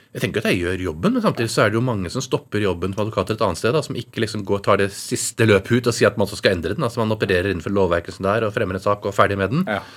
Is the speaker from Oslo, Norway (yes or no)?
yes; Oslo, Norway; Jeg vokste opp i Oslo hele tiden